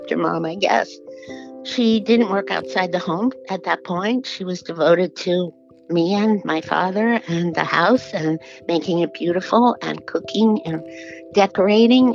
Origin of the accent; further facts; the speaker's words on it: New York City, New York, United States; I was raised in Jamaica, Queens.